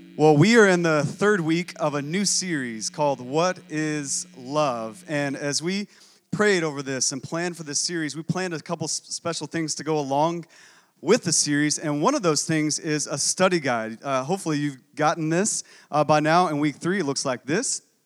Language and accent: English; Texas, United States; I'm also from Texas